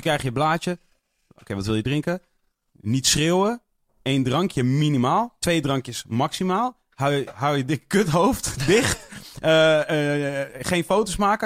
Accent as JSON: {"language": "Dutch", "country": "Netherlands", "said": "als Nederlander"}